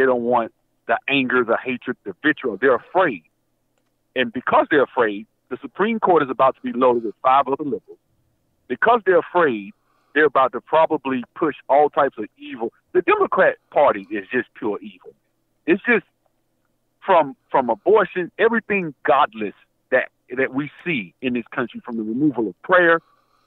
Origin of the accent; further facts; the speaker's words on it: Alabama, United States; now in Georgia, United States; I'm from Alabama. I'm from Alabama